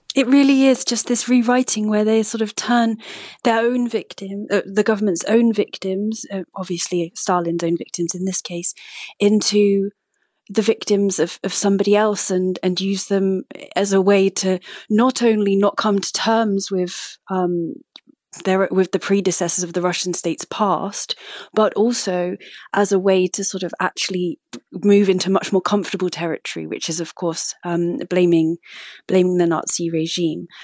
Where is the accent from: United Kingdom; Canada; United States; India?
United Kingdom; also born or lived in Moscow; as a British person